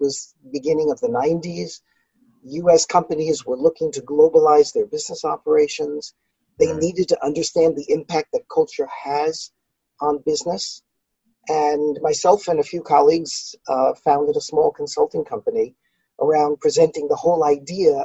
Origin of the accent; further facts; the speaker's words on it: New York City, New York, United States; I grew up in New York City, in Brooklyn